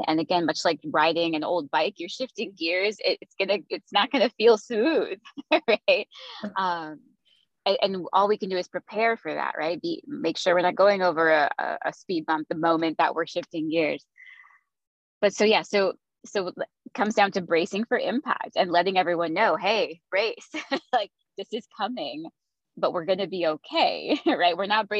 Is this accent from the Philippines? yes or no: yes; Philippines; I grew up in the Philippines. My family moved there when I was 4.